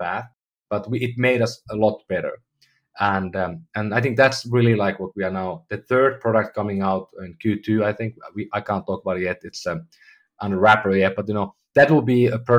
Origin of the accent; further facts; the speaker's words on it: Finland; now in San Francisco, United States; I'm from Finland.